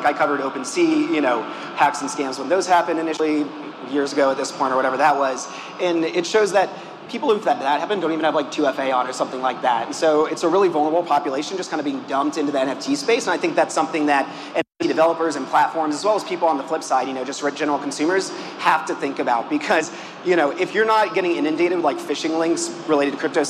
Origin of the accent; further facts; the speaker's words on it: Atlanta, Georgia, United States; now in Brooklyn, United States; I'm from Atlanta.